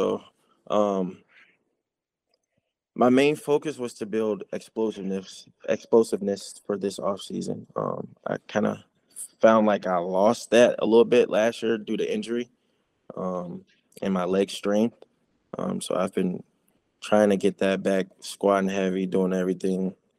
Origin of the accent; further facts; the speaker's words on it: Chicago, Illinois, United States; It's kind of how I grew up around Chicago. Everyone wanted to be the flyest kid.